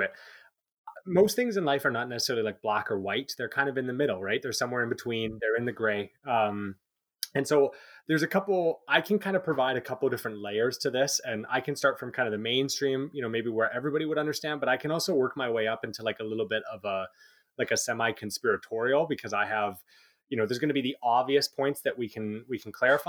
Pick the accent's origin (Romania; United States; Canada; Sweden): Canada; we're Canadian